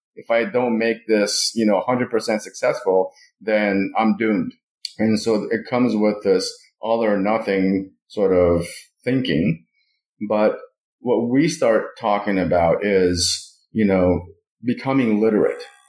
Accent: Moscow, Russia; now in United States; I was born and raised in Moscow

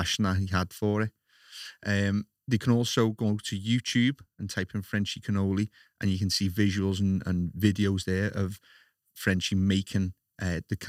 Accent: Liverpool, North West England, United Kingdom; accent: Scouse; it's the Scouse accent

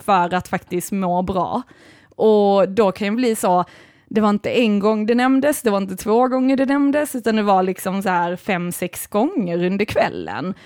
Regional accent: Sweden; jag är ju ändå svensk

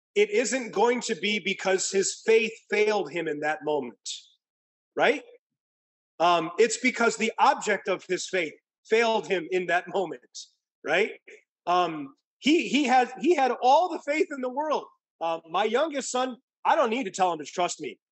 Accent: Midwest, United States; now in California, United States; growing up in the Midwest, where it actually gets cold and water freezes over

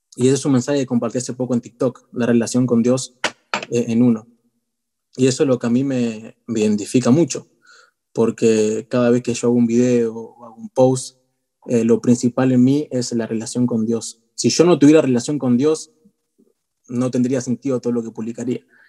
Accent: Buenos Aires, Argentina; soy de Argentina, Argentina Che, de Buenos Aires

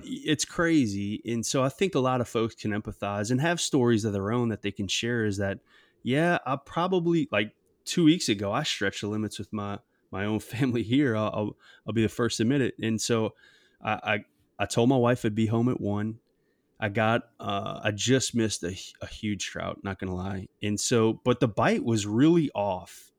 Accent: South Shore, Louisiana, United States; I grew up on the South Shore and playing baseball at Delgado

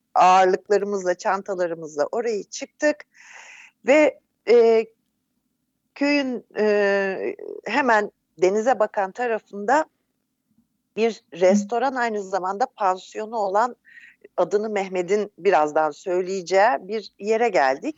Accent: Turkey; also born or lived in Netherlands / Izmir

